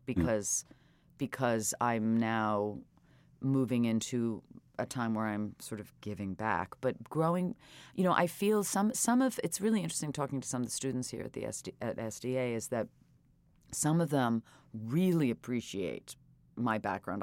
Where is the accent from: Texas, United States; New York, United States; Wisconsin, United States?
New York, United States; New York City; also born or lived in Britain / Wales; growing up in New York City, steeped in New York theater